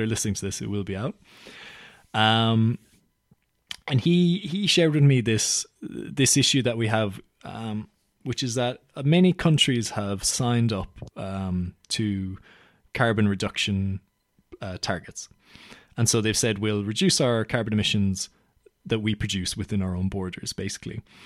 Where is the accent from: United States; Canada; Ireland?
Ireland; now in London, United Kingdom; I'm from Ireland